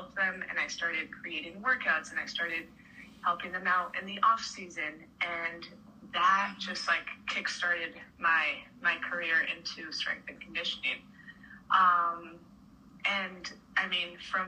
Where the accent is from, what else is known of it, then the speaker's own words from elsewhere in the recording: La Paz, Bolivia; moved away as an adult; now in Connecticut, United States; So I was born and raised in Bolivia, and I moved to Connecticut to go to college.